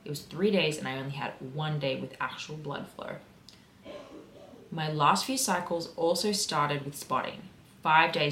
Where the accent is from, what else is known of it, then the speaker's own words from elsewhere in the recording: Sydney, New South Wales, Australia; I am from Sydney. I am from the Illawarra area, specifically Peakhurst. I grew up in Peakhurst